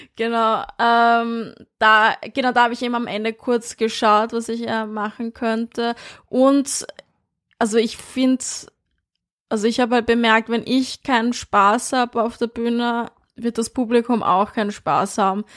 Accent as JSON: {"language": "German", "region": "Vienna", "country": "Austria", "tie": "born or raised there", "moved": "yes", "lives_now": "Berlin, Germany", "said": "ich bin in Wien aufgewachsen im 22."}